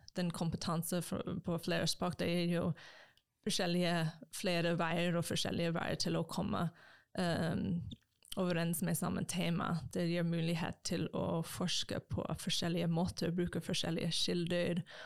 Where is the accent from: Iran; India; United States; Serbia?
United States; first language English; Norwegian is a second language; moved away as an adult; also born or lived in Japan; now in Norway; kommer fra USA